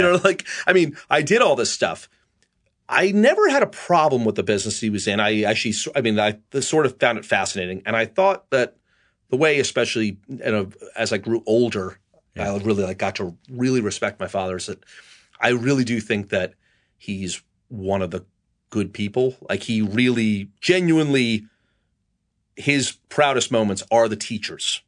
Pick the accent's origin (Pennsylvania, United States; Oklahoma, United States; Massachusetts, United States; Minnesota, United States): Massachusetts, United States; also born or lived in Pelham, New York; I spent my, uh, last year of middle school and all my high school years in Massachusetts